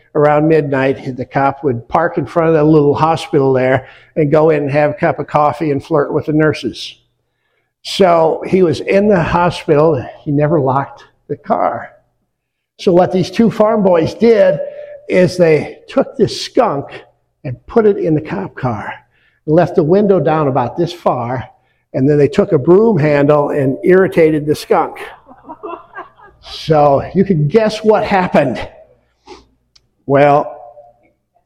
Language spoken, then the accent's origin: English; near Wells Blue Bunny plant, Iowa, United States; now in West Michigan, United States; I grew up near the Wells Blue Bunny, largest ice cream plant in the world